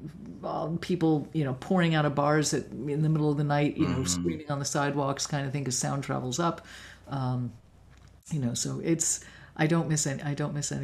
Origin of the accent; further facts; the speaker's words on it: New York City, New York, United States; moved away as an adult; also born or lived in Los Angeles; now in San Juan Islands, United States; I grew up in Manhattan, and then I spent my summers in New England at, various summer camps, and I didn't leave New York City till I was 21